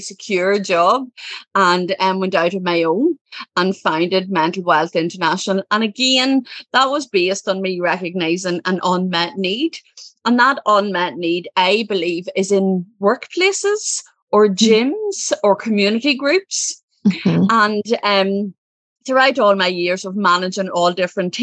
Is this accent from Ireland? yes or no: yes; Ireland; I'm from Ireland. I come from a family. There's six children. I'm the second. And, pretty typical Irish childhood